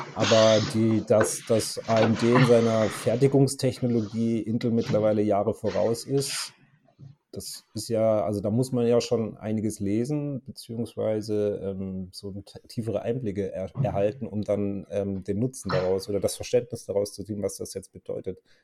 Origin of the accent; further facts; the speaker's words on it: near Karlsruhe, Baden-Württemberg, Germany; ich komme ja aus der Nähe von Karlsruhe